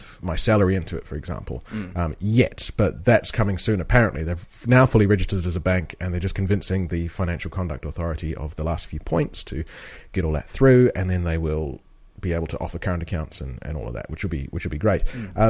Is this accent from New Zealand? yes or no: yes; New Zealand; now in United Kingdom; we're both from New Zealand